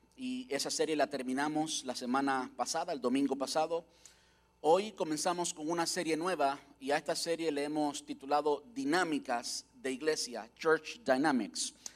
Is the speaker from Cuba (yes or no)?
yes; Cuba; now in United States; una iglesia en Cuba, como yo nací, donde yo nací, donde yo crecí